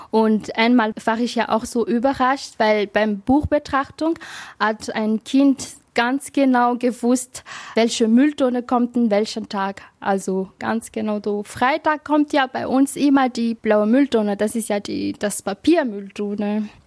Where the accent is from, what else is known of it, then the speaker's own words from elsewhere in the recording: Madagascar; now in Germany; weil ich komme ja auch aus dem Land, also aus Madagaskar, wo zum Beispiel gar nicht das Müll nicht trennen.